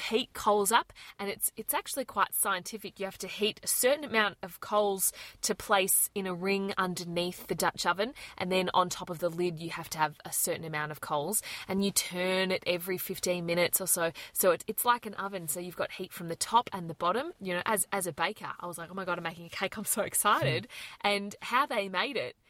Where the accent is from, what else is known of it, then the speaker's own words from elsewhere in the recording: Australia; accent: Aussie; we're from Australia